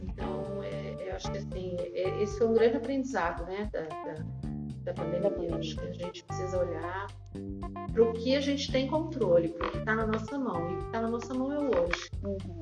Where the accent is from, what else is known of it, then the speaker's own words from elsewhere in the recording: Brazil; eu sou brasileira